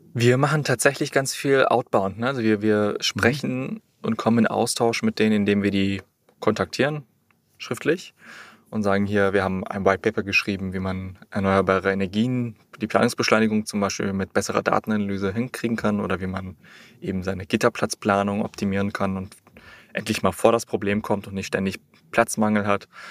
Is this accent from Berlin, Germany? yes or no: yes; Berlin, Germany; Ich bin in Berlin groß geworden